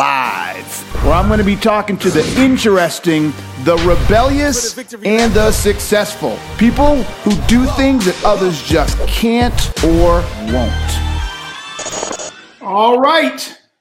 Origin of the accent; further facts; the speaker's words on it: Boston, Massachusetts, United States; I grew up in Boston.